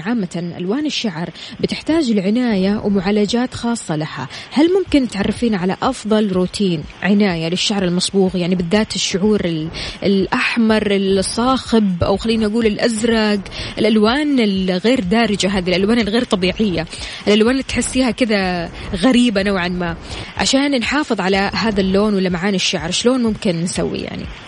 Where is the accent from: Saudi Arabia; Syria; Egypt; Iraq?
Saudi Arabia; عندنا بالسعوديه